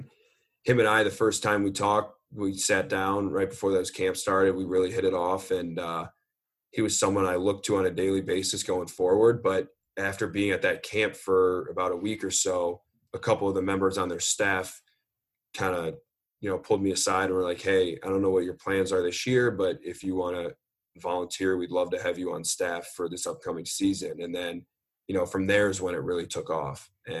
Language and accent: English; Midwest, United States; I was from the Midwest, and then I was out on the East Coast for college.